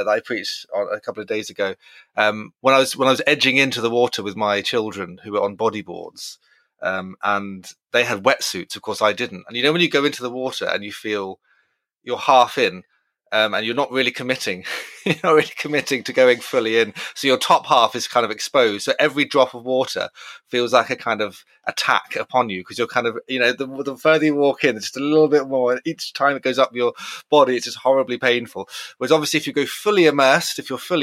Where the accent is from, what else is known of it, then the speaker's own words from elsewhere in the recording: Brighton, South East England, United Kingdom; growing up in Brighton on pebbly beaches